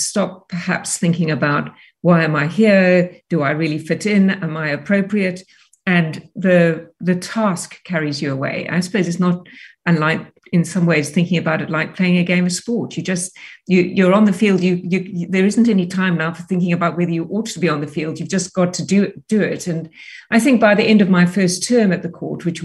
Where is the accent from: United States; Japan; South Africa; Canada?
South Africa; Cape Town, Western Cape; also born or lived in United Kingdom; I grew up in Cape Town. My parents immigrated to South Africa when I was seven. And so I really, you know, I did all my schooling in South Africa.